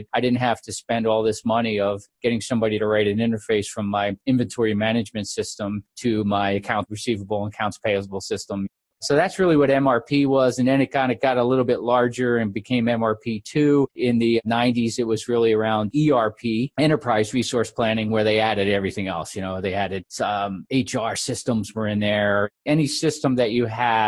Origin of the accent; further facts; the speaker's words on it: New Jersey, United States; moved away as an adult; also born or lived in Iowa; I was born in New Jersey. I get kind of hung out there. And I was a big athlete when I was a kid